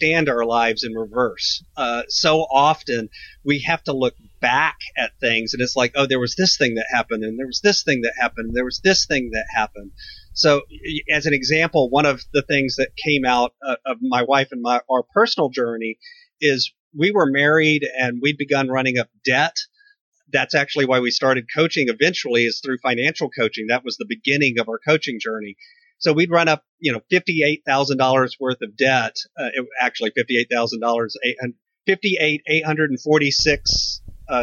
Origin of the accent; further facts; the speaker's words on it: Texas, United States; I'm a Texas boy, so I'm in deep in the heart of Texas outside of San Antonio, and I grew up in Texas. I've been here my entire life